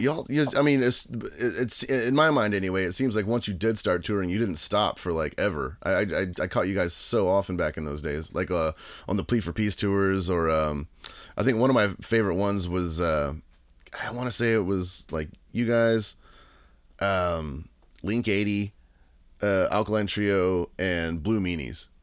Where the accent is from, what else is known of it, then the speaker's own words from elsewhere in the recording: Texas, United States; in Texas where I live it's like you know uh, my hometown is like five hours away